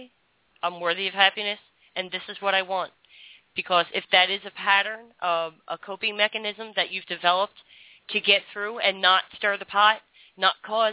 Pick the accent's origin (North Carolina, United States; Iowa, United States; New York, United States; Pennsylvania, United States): Pennsylvania, United States; Philadelphia; now in Florida, United States; I grew up in Philadelphia, and I always felt out of my element.